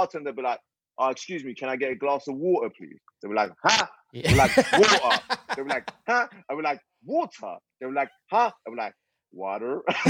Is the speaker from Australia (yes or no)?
no; England, United Kingdom; also born or lived in Iran; So I was born in Iran, moved to England when I was like 10, got a British passport.